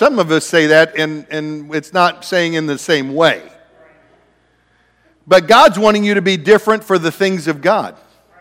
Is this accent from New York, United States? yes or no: no; Ohio, United States; moved away; also born or lived in Oregon; I grew up in Ohio.